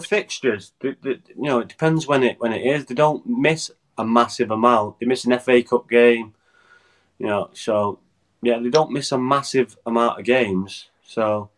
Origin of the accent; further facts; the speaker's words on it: Wales, United Kingdom; as a Welsh player